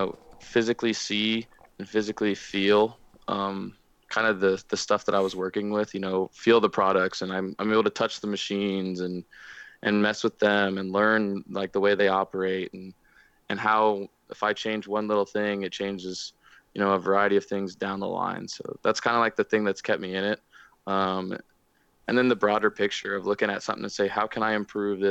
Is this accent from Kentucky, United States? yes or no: no; Kansas City, Missouri, United States; also born or lived in South Carolina / Manhattan, Kansas; now in Kansas, United States; I'm not originally from Kansas. I was born in South Carolina, kind of grew up there for a little bit, moved to Kansas City when I was pretty young, spent 10 years in Kansas City, where I graduated just outside, just north of Kansas City